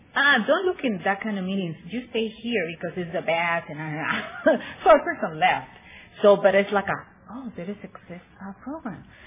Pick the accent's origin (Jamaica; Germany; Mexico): Mexico; Tijuana, Baja California; also born or lived in San Bernardino, California; grew up all my life in Tijuana